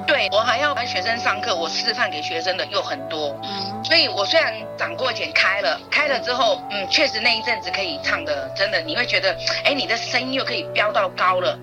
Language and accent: Chinese; Taiwan; moved away as an adult; also born or lived in Japan; 我就是台湾人